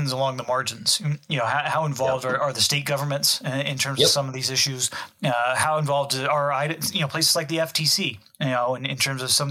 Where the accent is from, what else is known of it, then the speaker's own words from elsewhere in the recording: Texas, United States; I'm obviously from Texas